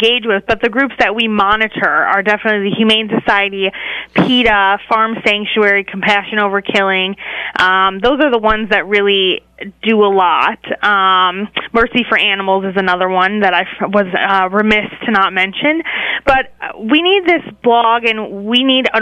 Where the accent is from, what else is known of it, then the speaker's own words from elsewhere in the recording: Wisconsin, United States; moved away as an adult; now in Washington, D.C., United States; I grew up in Wisconsin, but I came out here to D.C. for college